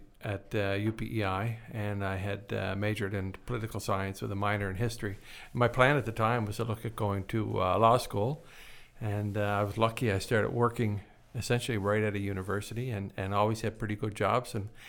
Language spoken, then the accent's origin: English; Prince Edward Island, Canada; Well, I grew up in Prince Edward Island, was born and raised there. I spent a lot of time on my granddad's farm as a young man